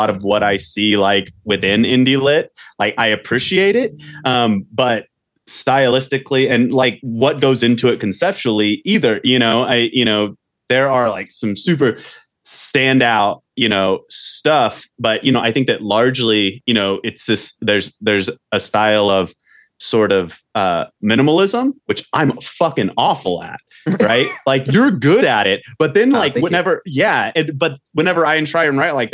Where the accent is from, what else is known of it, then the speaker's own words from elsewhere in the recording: Oklahoma, United States; moved away as an adult; now in Montana, United States; I go back to Oklahoma